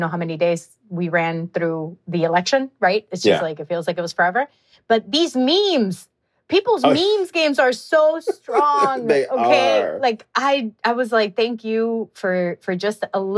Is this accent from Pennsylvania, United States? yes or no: no; Wisconsin, United States; my home state of Wisconsin